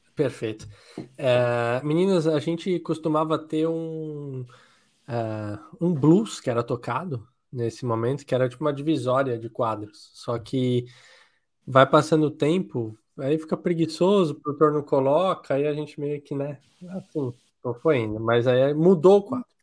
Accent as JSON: {"language": "Portuguese", "country": "Brazil", "said": "Eu sou brasileiro"}